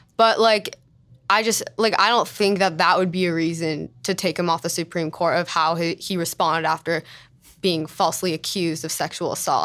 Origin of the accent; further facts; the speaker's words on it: Los Angeles, California, United States; I'm from L